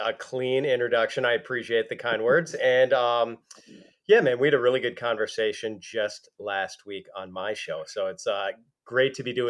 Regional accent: Milwaukee, Wisconsin, United States; I'm from Milwaukee

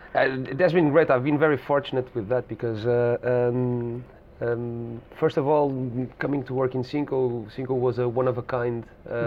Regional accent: Lisbon, Portugal; I'm born and bred in Lisbon

